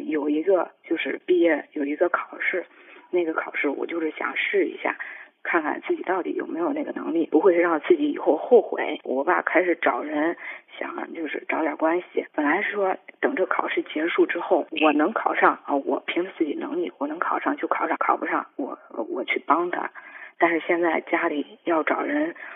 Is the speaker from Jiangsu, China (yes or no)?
no; Zhengzhou, Henan, China; 我是郑州这边儿的